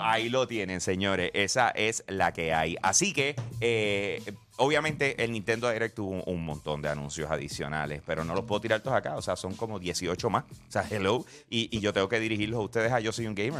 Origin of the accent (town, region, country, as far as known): Puerto Rico